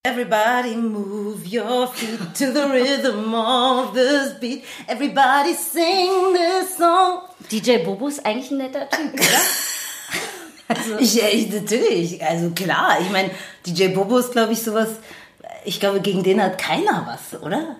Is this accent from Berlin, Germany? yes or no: yes; Berlin, Germany; also born or lived in Neukölln, Berlin; wir sind ja beide nicht in Schöneberg geboren, aber aufgewachsen